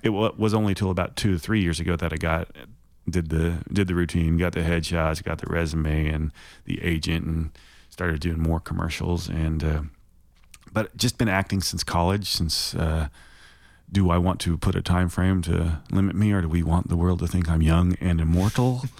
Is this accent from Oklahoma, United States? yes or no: yes; Shawnee, Oklahoma, United States; also born or lived in Fremont, California / Hayward, California; I grew up in Shawnee, Oklahoma, so I'm an Okie. I moved out there when I was seven. I was born in California.